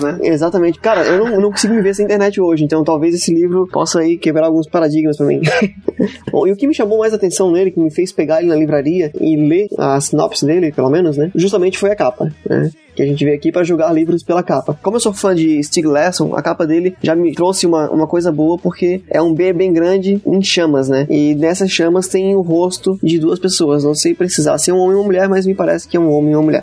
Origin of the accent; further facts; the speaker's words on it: Florianópolis, Santa Catarina, Brazil; eu sou de Florianópolis